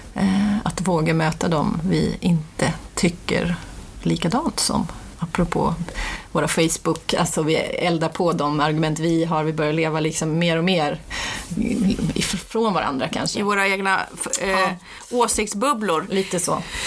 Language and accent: Swedish; Umeå, Västerbotten County, Sweden; jag kommer från Umeå och kvinnorörelsen var väldigt stark när jag växte upp